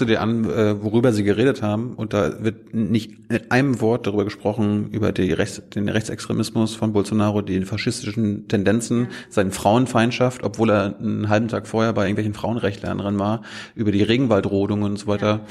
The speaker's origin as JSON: {"language": "German", "country": "Germany", "said": "als Deutscher"}